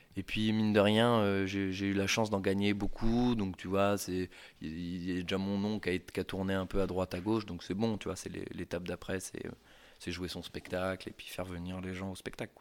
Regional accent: Poitiers, Nouvelle-Aquitaine, France; moved away as an adult; now in Paris, France; je viens de Poitiers, un petit pro, provincial qui arrive comme ça

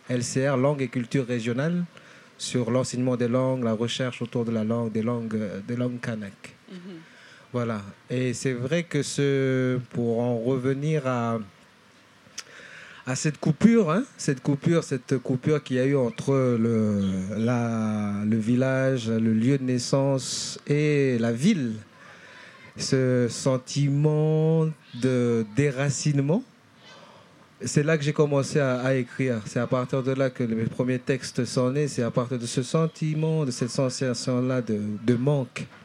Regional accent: Lifou, Loyalty Islands Province, New Caledonia; also born or lived in Nouméa; Je viens de l'île de Lifou, en Nouvelle-Calédonie, d'un clan et dont je suis chef.

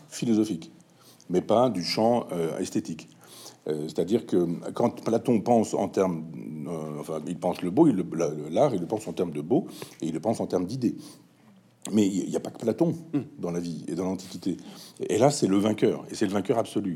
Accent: Chambois, Normandy, France; à Chambois, là mon village natal

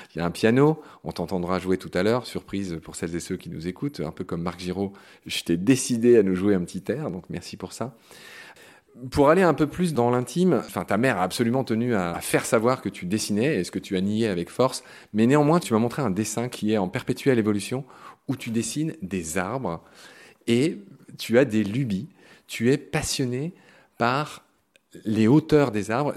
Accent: Lorraine, Grand Est, France; moved away; dans ma Lorraine natale

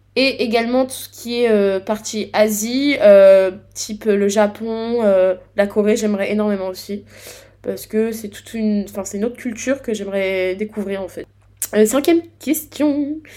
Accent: Grand Est, France; je suis du Grand Est

